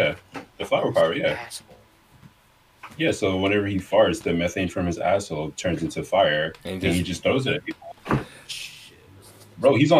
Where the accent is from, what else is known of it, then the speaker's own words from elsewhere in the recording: New York, United States; I'm from New York.